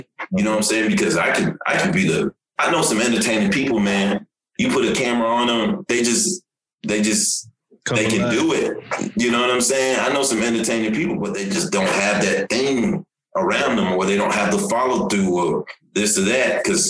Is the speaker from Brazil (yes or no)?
no; Nigeria; now in United States; for myself, you know, I'm from Nigeria originally. You know, I moved to the United States in 89, you know what I'm saying?